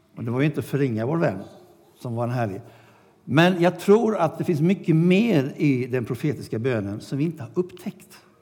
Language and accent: Swedish; Sweden; vi kom från Sverige